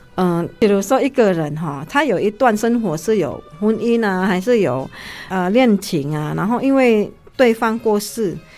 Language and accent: Chinese; Indonesia; now in Taiwan; 因为我毕竟是在印尼长大嘛